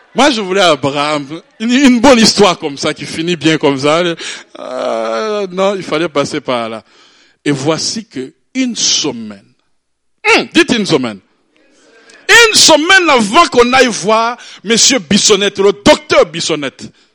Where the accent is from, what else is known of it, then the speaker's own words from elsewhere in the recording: Burundi; je suis né au Burundi, c'est un petit pays en Afrique